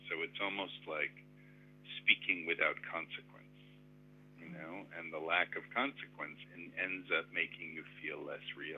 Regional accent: Connecticut, United States; also born or lived in Israel; I was born in Israel, and I came here. My parents were academics, and I came here when, you know, I was four and grew up mostly in Connecticut outside of New York

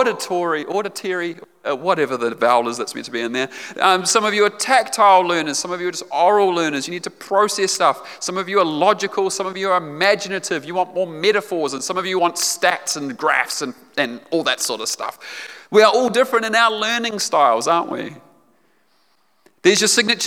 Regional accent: Otago, New Zealand; I grew up in Otago. I grew up down south

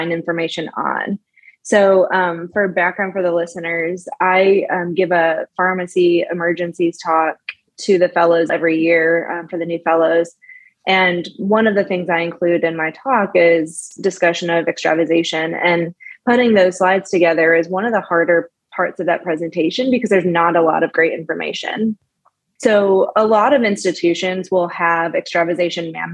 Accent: Chicago, Illinois, United States; moved away as an adult; now in Nashville, United States; I am from the Chicago area originally.

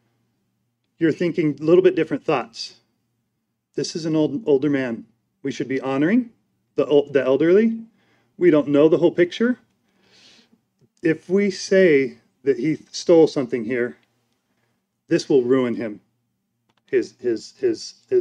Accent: United States; I'm an American

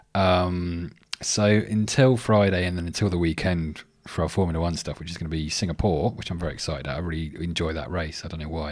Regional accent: England, United Kingdom; now in Sydney, Australia; I'm English

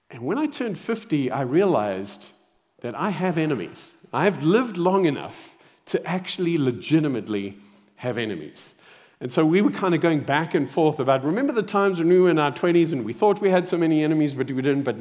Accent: Zimbabwe; born there; moved away; also born or lived in Saudi Arabia / South Africa; I was born in Zimbabwe, then moved to Saudi Arabia.

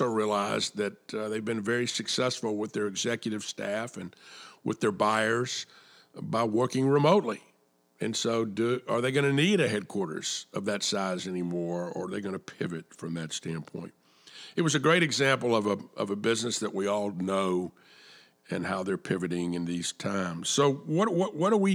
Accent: Atlanta, Georgia, United States; I was born and raised in Atlanta

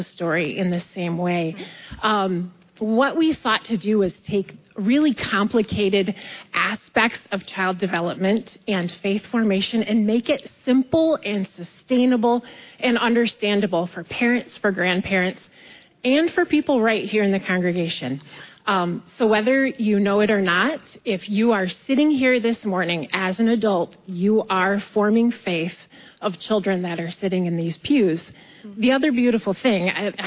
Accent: West Michigan, United States; I am from West Michigan. I live in Granville.

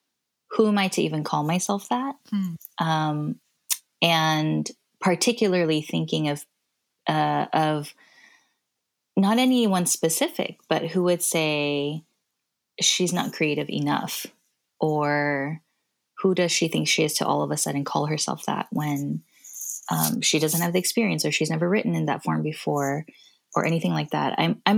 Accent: Kazakhstan; Oh, I grew up in Kazakhstan.

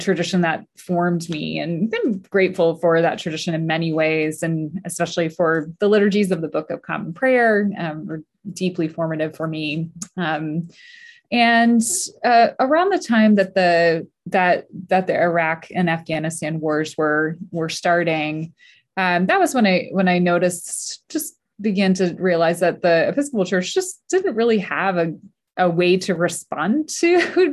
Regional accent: Northern Virginia, United States; moved away as an adult; now in North Carolina, United States; I grew up in Northern Virginia, about 30 miles outside of DC.

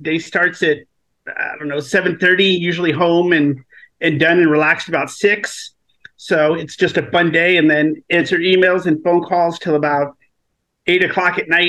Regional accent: Paradise, California, United States; I grew up as a military brat, but primarily grew up in a little small town that's only recently, well, not recently, a couple years ago hit the news big time. It's a place called Paradise, California.

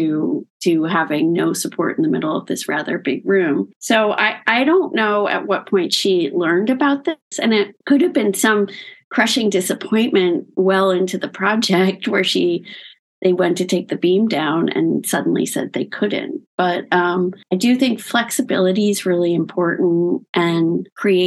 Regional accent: Locust Valley, New York, United States; my parents had a house when I was growing up in Locust Valley on Long Island

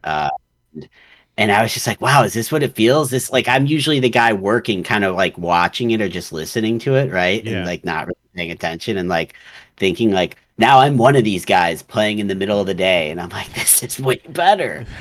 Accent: Chicago, Illinois, United States; I grew up playing hockey in Chicago

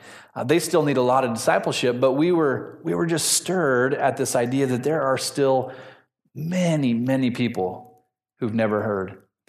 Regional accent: Newberg, Oregon, United States; moved away as an adult; now in Ethiopia; I grew up in Newburgh, Oregon. You guys know where Newburgh's at? And when I was there, it was about half the size that it is now.

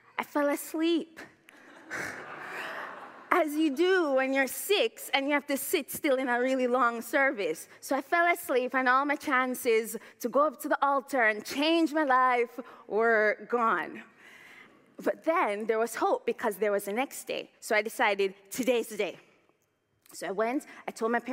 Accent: Jamaica; also born or lived in Toronto, Canada; now in Oxford, United Kingdom; growing up in Jamaica

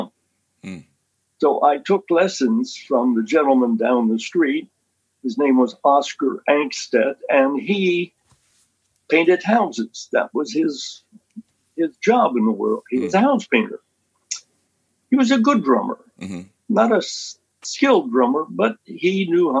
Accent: Lewisburg, Pennsylvania, United States; my hometown in Lewisburg

